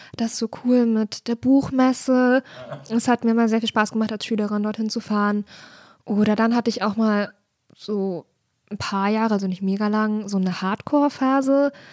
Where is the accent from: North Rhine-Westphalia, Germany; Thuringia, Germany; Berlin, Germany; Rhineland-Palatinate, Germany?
Thuringia, Germany; near Erfurt; moved away as an adult; also born or lived in Leipzig; ich habe ganz viel meiner Jugend in der Regionalbahn verbracht, Na. weil das ist auf jeden Fall das, was man dann halt so macht, am Wochenende nach Erfurt fahren oder auch mal nach Jena oder nach Weimar